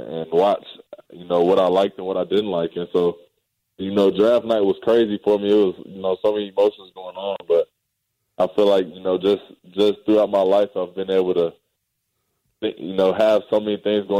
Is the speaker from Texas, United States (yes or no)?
yes; Dallas, Texas, United States; The Mavs was my hometown team